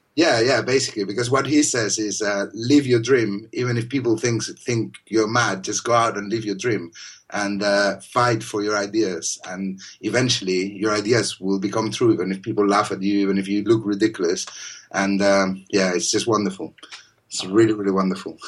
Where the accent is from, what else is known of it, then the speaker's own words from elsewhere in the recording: Spain; moved away; I'm from Spain, and obviously we have all these uh, Islamic influence